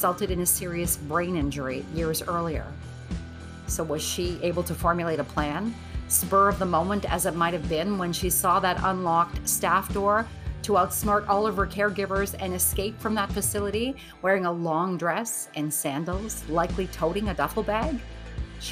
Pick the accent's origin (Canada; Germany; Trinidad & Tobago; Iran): Canada; Northern Ontario; the very small town that I grew up in Northern Ontario, Canada